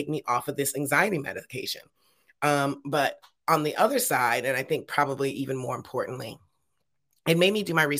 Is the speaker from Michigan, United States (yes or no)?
yes; Detroit, Michigan, United States; moved away as an adult; now in California, United States; I grew up in Detroit in the late 80s